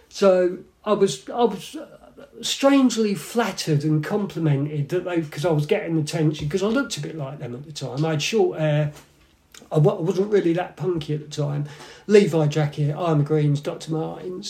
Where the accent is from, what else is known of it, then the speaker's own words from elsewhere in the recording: Milton Keynes, South East England, United Kingdom; Bletchley, Milton Keynes.